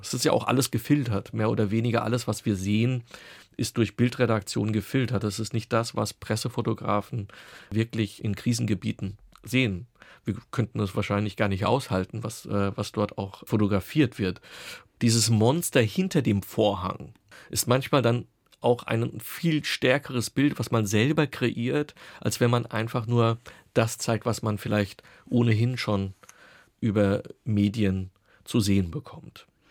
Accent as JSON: {"language": "German", "town": "Offenbach am Main", "region": "Hesse", "country": "Germany", "tie": "born or raised there", "moved": "yes", "lives_now": "Berlin, Germany", "said": "So sind wir oder bin ich dann auch nach meinen beiden Schwestern in Offenbach geboren und auch groß geworden"}